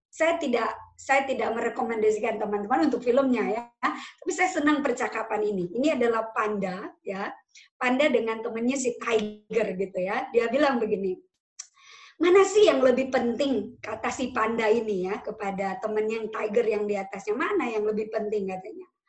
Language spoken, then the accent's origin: Indonesian; Pematangsiantar, North Sumatra, Indonesia; now in Bali, Indonesia; Sumatera atau di Siantar gitu karena saya berasal dari Siantar a bit different ya, sangat berbeda. Atau misalkan di Bali lah, saya sekarang lagi di Bali, beda, cara hidupnya berbeda.